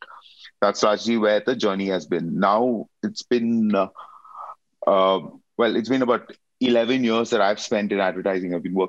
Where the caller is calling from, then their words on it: Mumbai, Maharashtra, India; I'm signing in from Bombay in India.